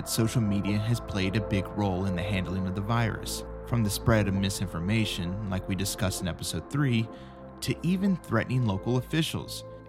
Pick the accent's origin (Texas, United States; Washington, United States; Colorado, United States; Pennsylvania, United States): Texas, United States; San Angelo; now in Los Angeles, United States; an NBCLX storyteller in Los Angeles, but San Angelo, Texas is my hometown.